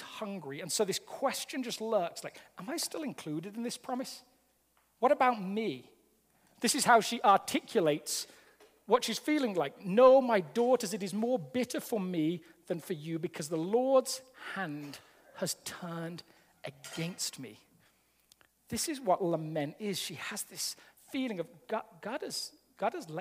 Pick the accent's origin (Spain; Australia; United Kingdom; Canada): United Kingdom; England; now in Colorado, United States; I'm an Englishman living in America